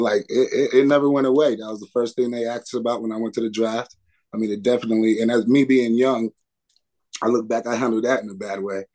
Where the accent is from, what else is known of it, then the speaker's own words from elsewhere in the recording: Tucson, Arizona, United States; moved away as an adult; also born or lived in Chicago; university where I was born and raised